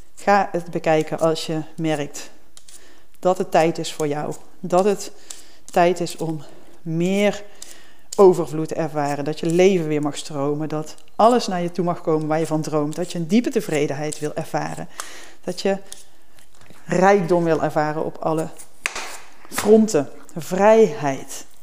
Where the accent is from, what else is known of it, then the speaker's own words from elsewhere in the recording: Berchem, North Brabant, Netherlands; moved away; het dorpje in Brabant waar ik vandaan kom, Berchem